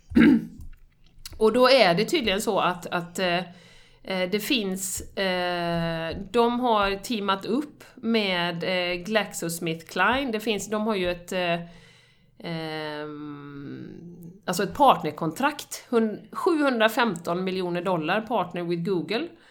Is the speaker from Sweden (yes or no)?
yes; Sweden; som svensk